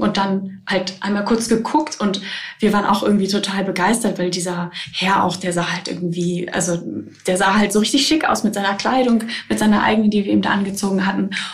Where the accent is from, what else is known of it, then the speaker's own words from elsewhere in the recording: Germany; also ich komme halt aus der Nähe von, von Bremen